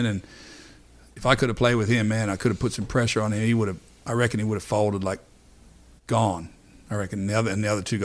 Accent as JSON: {"language": "English", "town": "Wagga Wagga", "region": "New South Wales", "country": "Australia", "tie": "born or raised there", "moved": "yes", "said": "I'm from Wagga Wagga"}